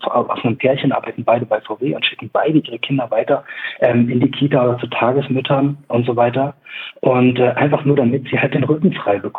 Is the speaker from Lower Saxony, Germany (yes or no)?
yes; Braunschweig, Lower Saxony, Germany; also sie kommt aus Braunschweig und ich komme auch aus Braunschweig.